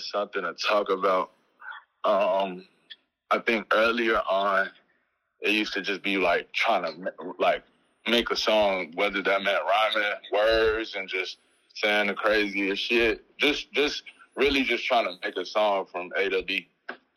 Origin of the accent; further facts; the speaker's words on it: Chicago, Illinois, United States; Chicago, just growing up here